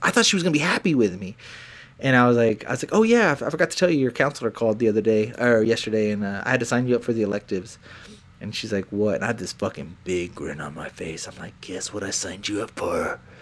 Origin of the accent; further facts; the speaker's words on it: Texas, United States; we were from the country